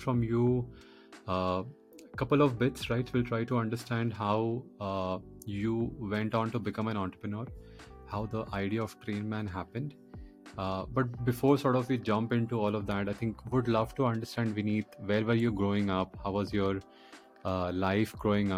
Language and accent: English; Patna, Bihar, India; We both are Biharis. I'm born and brought up in Patna.